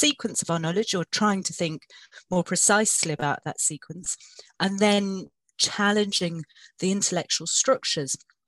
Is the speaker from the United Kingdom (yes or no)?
yes; South Wales, United Kingdom; We grew up in South Wales